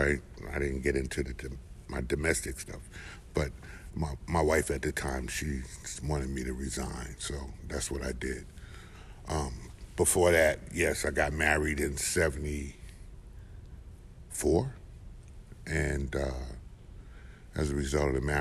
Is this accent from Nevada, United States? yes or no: no; Newark, New Jersey, United States; I was born in Newark, New Jersey. I was raised there